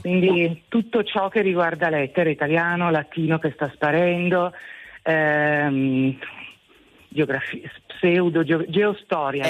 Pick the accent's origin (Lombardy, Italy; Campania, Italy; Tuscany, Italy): Lombardy, Italy; Bergamo; io sono di Bergamo